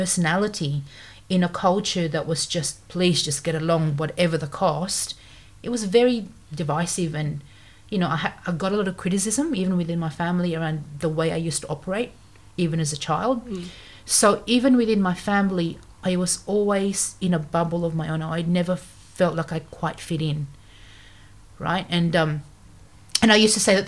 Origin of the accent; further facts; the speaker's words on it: Philippines; English is a second language; now in Australia; English is my fourth language. So in the Philippines, there's 175 dialect groups. So I speak, you know, one of the main ones, other than Tagalog and English